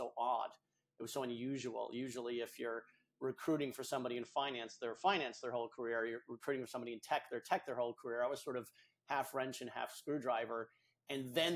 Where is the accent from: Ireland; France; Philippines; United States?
United States; New England; I'm from New England, here in the States